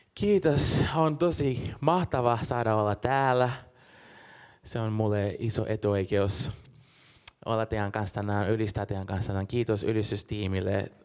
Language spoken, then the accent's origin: Finnish; Brazil; now in Helsinki, Finland; mä oon Brasiliasta kotoisin